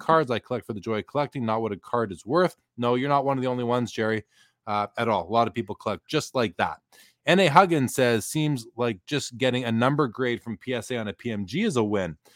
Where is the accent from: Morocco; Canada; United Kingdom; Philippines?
Canada; I'm definitely Canadian